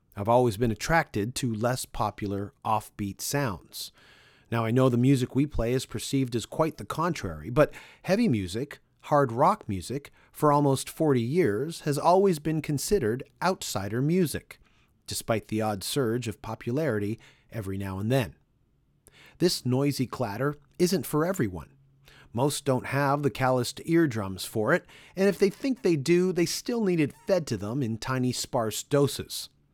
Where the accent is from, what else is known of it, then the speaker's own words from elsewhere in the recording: Canada; in Canada, my home country